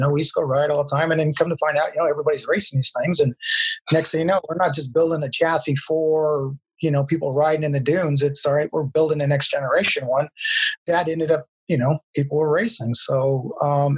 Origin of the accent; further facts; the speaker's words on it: San Diego, California, United States; I grew up in San Diego